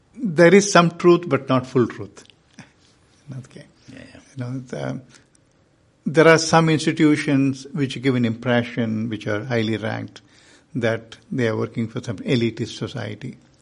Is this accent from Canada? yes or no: no; India; I am from India